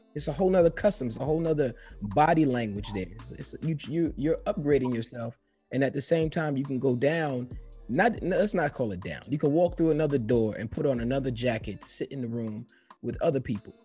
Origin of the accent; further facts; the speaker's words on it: New York City, New York, United States; Me growing up in New York City, being in the Bronx